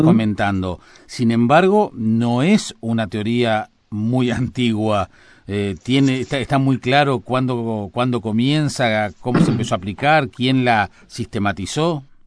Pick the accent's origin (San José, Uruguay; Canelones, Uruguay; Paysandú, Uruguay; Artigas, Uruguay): San José, Uruguay; San José de Mayo; moved away as an adult; now in Montevideo, Uruguay; de mi pueblo, de San José